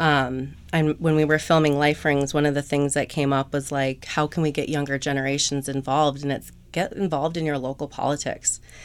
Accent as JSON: {"language": "English", "town": "Eastham", "region": "Massachusetts", "country": "United States", "tie": "born or raised there", "also_born_or_lived": "Orleans, Massachusetts", "said": "I grew up in East Ham, um, spent the second half of my high school at Nauset"}